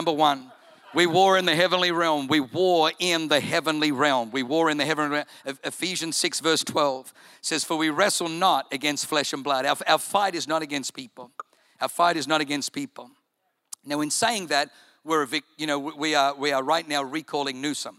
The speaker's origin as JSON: {"language": "English", "country": "Germany", "tie": "born or raised there", "moved": "yes", "lives_now": "United States", "said": "I was born in Germany"}